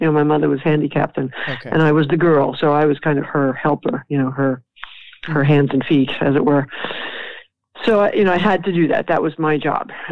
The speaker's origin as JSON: {"language": "English", "town": "New York City", "region": "New York", "country": "United States", "tie": "born or raised there", "said": "I grew up in New York after World War II."}